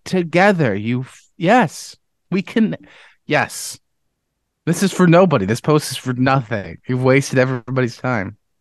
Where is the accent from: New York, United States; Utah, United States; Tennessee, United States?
New York, United States; Webster; I was from Webster